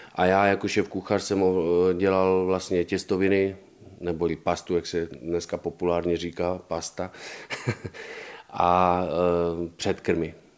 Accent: Czechia; moved away as an adult; also born or lived in Italy / Washington, D.C.; já jsem byl Čech

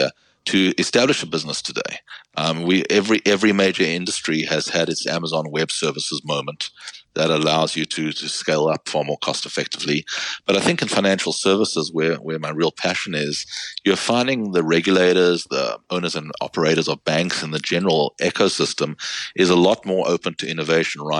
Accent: South Africa; moved away as an adult; now in United States; I'm from South Africa, went to law school there, and I've been in the United States the past 22 years

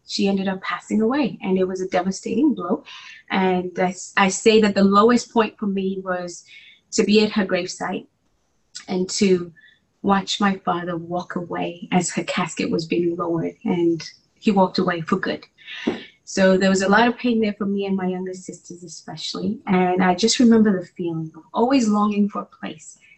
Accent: Nairobi, Kenya; moved away as an adult; also born or lived in New Jersey / Oklahoma / Atlanta; I was born and raised in Nairobi, Kenya

